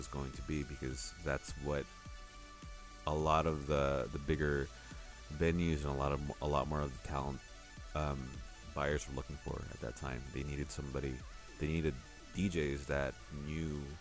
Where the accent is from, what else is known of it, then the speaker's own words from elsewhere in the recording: Oakland, California, United States; moved away as an adult; also born or lived in San Francisco, United States; now in Manila, Philippines; I grew up in Oakland, around the Bay Area